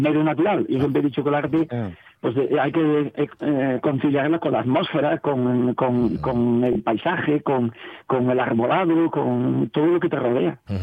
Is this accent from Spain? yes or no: yes; Navia, Asturias, Spain; yo soy un castreño de Navia, soy un mm. castreño, siempre me he definido así